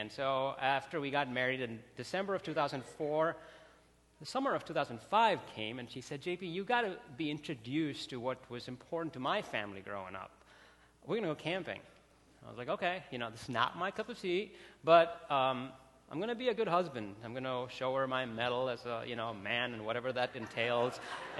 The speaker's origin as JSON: {"language": "English", "town": "Bangalore", "region": "Karnataka", "country": "India", "tie": "born or raised there", "lives_now": "Chicago, United States", "said": "I grew up in India, like in a city called Bangalore. It's exactly the other side of where Chicago is."}